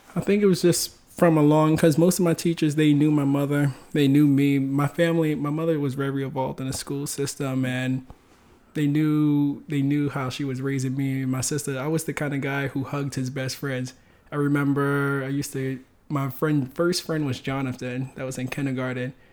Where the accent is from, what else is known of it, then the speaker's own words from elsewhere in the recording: New York City, New York, United States; also born or lived in Bronx; I grew up in Harlem